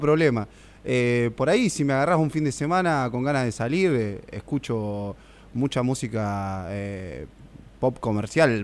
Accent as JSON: {"language": "Spanish", "country": "Argentina", "tie": "born or raised there", "said": "Con Leo jugamos a la pelota juntos en Villa de Vélez cuando éramos chicos"}